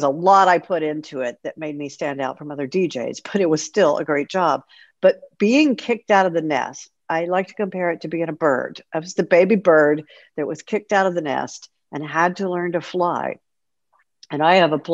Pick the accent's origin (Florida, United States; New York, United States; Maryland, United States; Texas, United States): Texas, United States; Houston; I was a rock and roll DJ at one of the top rock stations in Houston, Texas, Rock 101, KLOL, a couple of other stations before that, but I was very fortunate to be on the air in my hometown pretty much my entire career